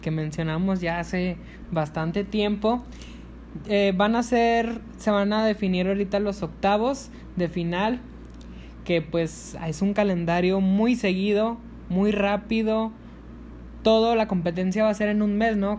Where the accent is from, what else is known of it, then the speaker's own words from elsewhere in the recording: Sonora, Mexico; en mi bella Sonora